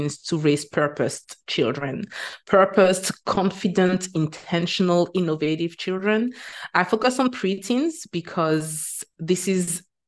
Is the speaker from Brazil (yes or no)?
no; Martinique; moved away as an adult; also born or lived in Bahamas / United Kingdom; now in Qatar; I teach French because I am originally from Martinique, which is a French Caribbean island